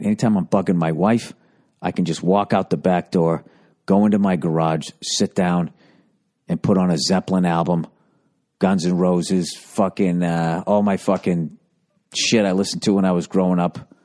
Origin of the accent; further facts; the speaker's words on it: outside of Boston, Massachusetts, United States; I grew up outside of Boston